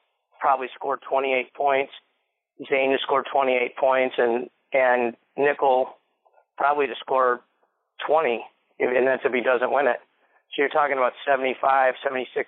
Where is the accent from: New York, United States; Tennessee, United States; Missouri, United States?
Missouri, United States; even though I was in Dubai, I'm from Missouri